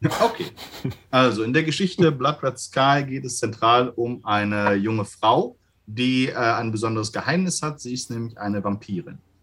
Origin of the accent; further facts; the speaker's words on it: Gelsenkirchen, North Rhine-Westphalia, Germany; in Gelsenkirchen, in meiner Heimatstadt